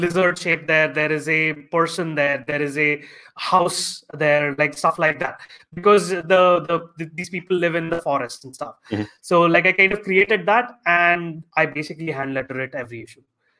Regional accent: India; because I'm Indian

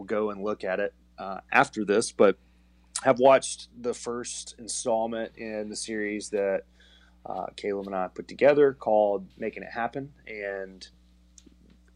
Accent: South Georgia, United States; now in Atlanta, United States; I grew up in South Georgia and now currently live in Atlanta

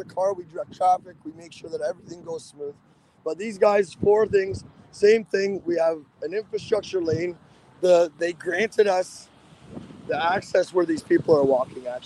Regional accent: Georgina, Ontario, Canada; I'm from Toronto, like, north of Toronto

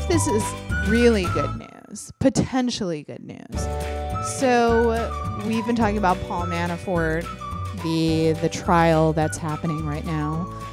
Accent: Midwest, United States; I'm also from the Midwest

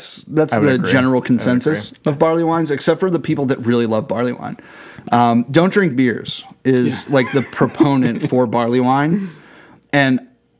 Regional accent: Pittsburgh, Pennsylvania, United States; we're from Pittsburgh.

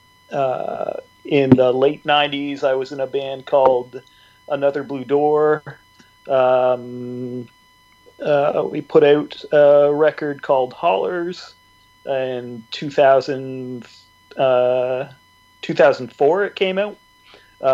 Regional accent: just outside of Toronto, Ontario, Canada; now in Scarborough, Canada; I grew up just outside of Toronto.

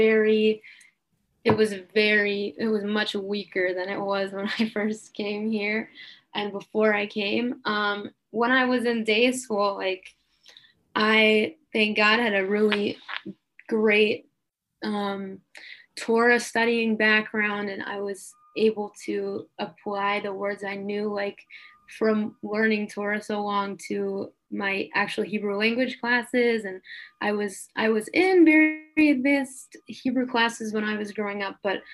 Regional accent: Dallas, Texas, United States; moved away as an adult; now in Israel; we grew up in Dallas

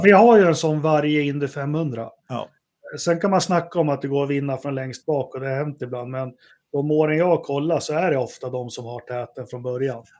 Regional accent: Sweden; man är ju svensk

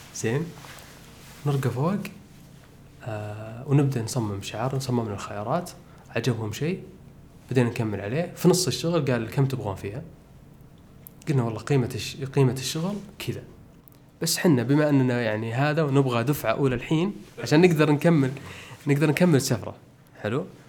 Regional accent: Saudi Arabia; وحنا من السعوديه

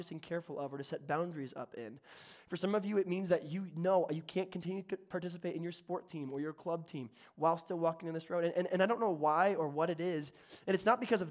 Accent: the South, United States; accent: Southern; Southern. I can do Southern. I was born in the South

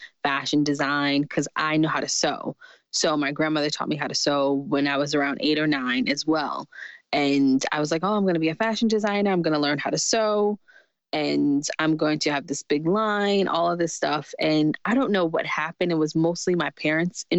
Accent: New York City, New York, United States; I grew up in Jamaica, Queens, New York

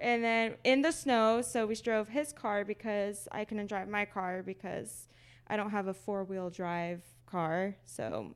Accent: Texas, United States; moved away as an adult; now in Seattle, United States; we're both from Texas.

